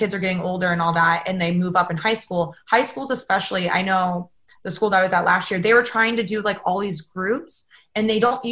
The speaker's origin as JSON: {"language": "English", "region": "Ohio", "country": "United States", "tie": "born or raised there", "moved": "yes", "lives_now": "California, United States", "said": "growing up in Ohio"}